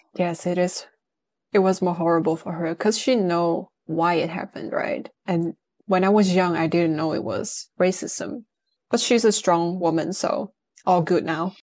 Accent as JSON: {"language": "English", "region": "northern Netherlands", "country": "Netherlands", "tie": "born or raised there", "also_born_or_lived": "Amsterdam / United Kingdom", "said": "I was born and raised in the Netherlands"}